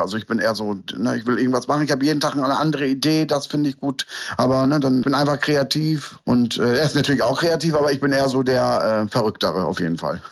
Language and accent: German; Lohne, Lower Saxony, Germany; Ich bin hier in Deutschland geboren, in Niedersachsen und bin bei meiner Oma aufgewachsen